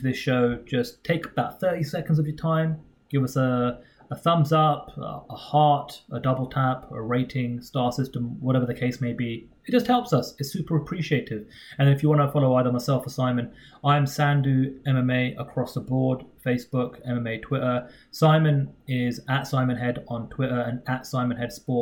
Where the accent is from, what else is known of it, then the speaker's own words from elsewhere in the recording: United Kingdom; We're both British members of the media